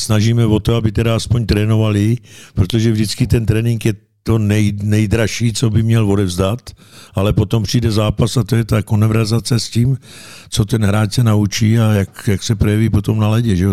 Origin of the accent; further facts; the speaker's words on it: Pašinka, Central Bohemian Region, Czechia; also born or lived in Kolín / Jihlava; mi bylo deset let. Odešel jsem z Pašinky, kde byla pětiletka